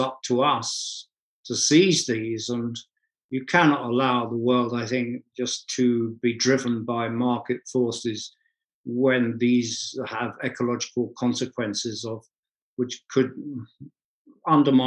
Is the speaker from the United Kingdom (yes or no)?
yes; London, United Kingdom; I was born on Tottenham High Street, and I first went to see the Spurs, the football club, there when I was 7 years old